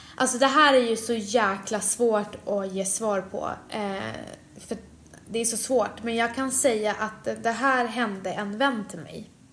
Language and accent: Swedish; Sweden; jag föddes i Sverige sex månader efteråt